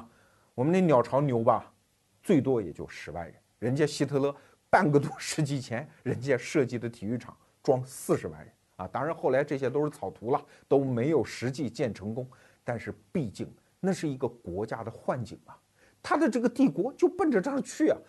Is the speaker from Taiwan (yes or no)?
no; China; 我作为一个中国人